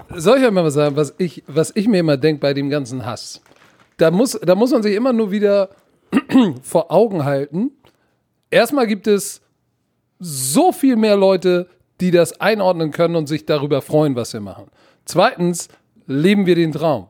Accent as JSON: {"language": "German", "region": "Hamburg", "country": "Germany", "tie": "born or raised there", "also_born_or_lived": "United States", "moved": "yes", "said": "Pauli Altona, Digga, da komme ich her. Aber ich war tatsächlich auf der besten Schule in Hamburg"}